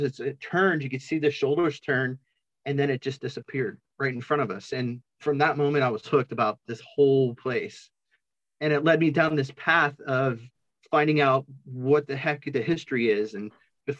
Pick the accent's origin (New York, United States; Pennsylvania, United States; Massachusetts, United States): Pennsylvania, United States; now in Kansas, United States; I'm originally from Pennsylvania.